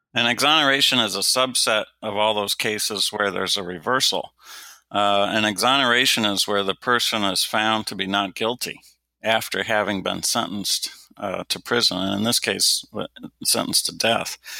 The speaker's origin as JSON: {"language": "English", "town": "Detroit", "region": "Michigan", "country": "United States", "tie": "born or raised there", "said": "when I was growing up in Detroit, Michigan, it was routine that there were a thousand homicides just in my home city"}